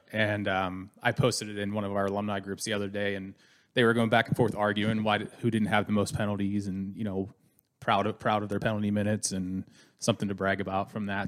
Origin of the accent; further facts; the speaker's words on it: Pittsburgh, Pennsylvania, United States; moved away; I'm originally from Pittsburgh, Pennsylvania, born